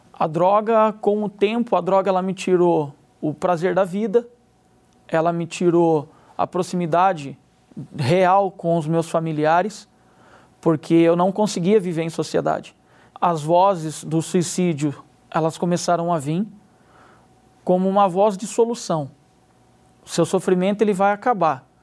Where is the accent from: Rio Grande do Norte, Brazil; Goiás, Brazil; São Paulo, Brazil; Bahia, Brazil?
São Paulo, Brazil; Limeira; tenho 34 anos, sou da cidade de Limeira.